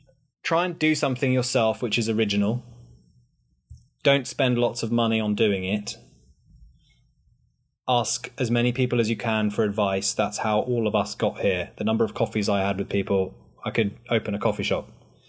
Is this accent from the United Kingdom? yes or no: yes; United Kingdom; makes you feel very proud to be British. And then I can play up to that whole kind of, I'm your British correspondent